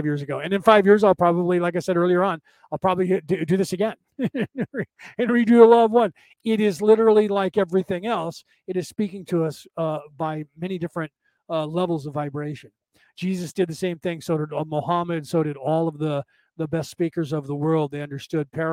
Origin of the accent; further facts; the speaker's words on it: United States; I'm part Viking, but Southern Viking, and I grew up in America